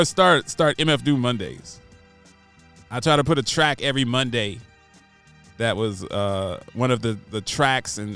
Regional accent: East Coast, United States; I'm from the East Coast

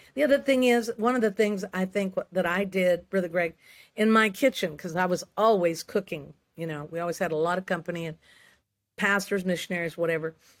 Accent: Santa Rosa, California, United States; I was born in Santa Rosa, California. It's, it's Sonoma County

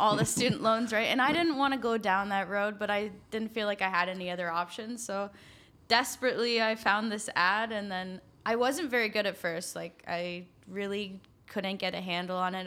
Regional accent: Guelph, Ontario, Canada; I'm from Guelph

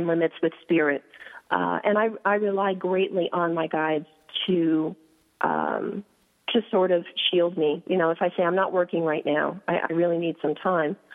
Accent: New York City, New York, United States; I grew up in New York City on the Upper West Side

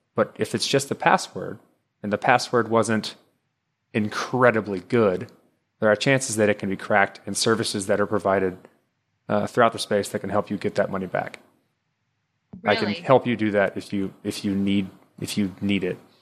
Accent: Texas, United States; moved away as an adult; now in Maryland, United States; I live in Maryland. I'm close to Fort Meade, up a little above DC. I used to, we're all from Texas, but I moved up here for a job

